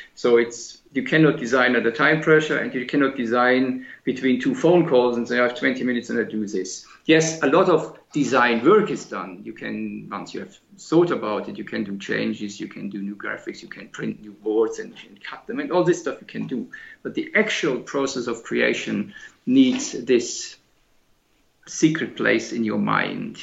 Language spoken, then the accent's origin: English; Germany; moved away as an adult; also born or lived in Britain; I always wanted to come back to Germany, which is my home country